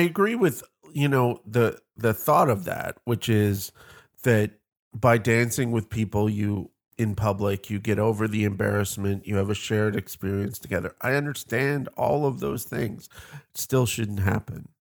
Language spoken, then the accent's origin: English; Canada; I come from Canada, the land of lakes